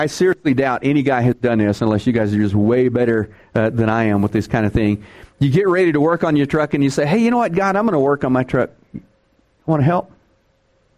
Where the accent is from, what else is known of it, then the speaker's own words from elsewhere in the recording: Texas, United States; I'm from Texas